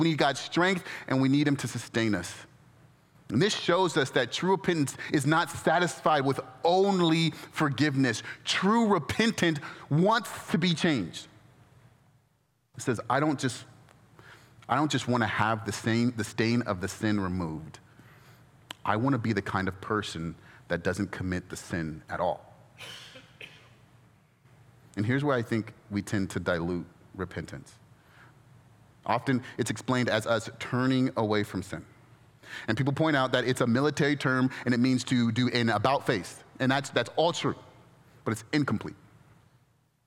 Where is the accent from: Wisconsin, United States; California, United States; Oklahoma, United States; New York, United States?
California, United States; Inland Empire; now in Orange County, United States; I grew up in the Inland Empire, and my neighborhood now in Orange County